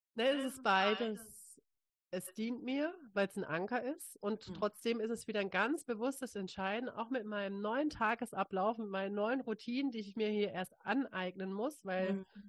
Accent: Freiburg, Baden-Württemberg, Germany; also born or lived in Hamburg; als ich wieder zurück in meine Heimat gezogen bin, äh, in Freiburg eine Yogalehrerausbildung angefangen

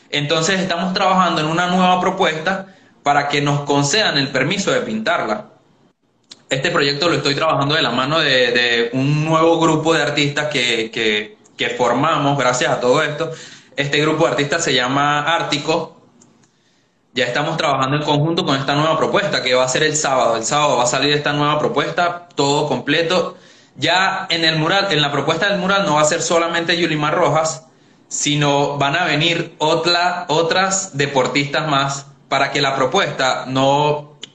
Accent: Venezuela; como buen venezolano, todos lo tomamos a chiste y todos nos divertimos

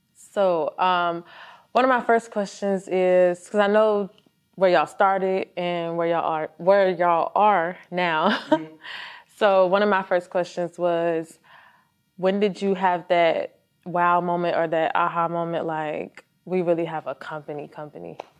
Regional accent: Virginia, United States; now in Georgia, United States; I am from Virginia

